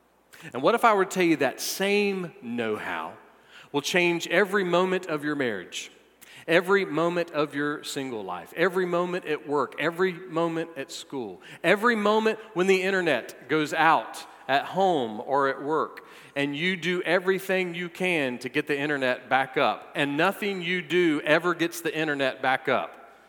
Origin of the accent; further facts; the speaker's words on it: the South, United States; Well, if my new coworkers weren't already aware that I'm from the South, I accidentally put double the amount of butter in my hash brown casserole